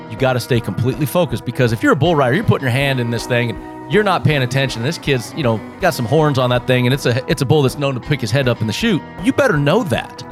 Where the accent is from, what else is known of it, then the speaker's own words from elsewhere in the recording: Las Vegas, Nevada, United States; this is born and raised for me. This is home.